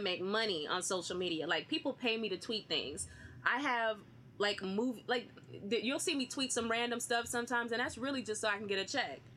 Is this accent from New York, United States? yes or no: no; Austin, Texas, United States; I'm from Austin, Texas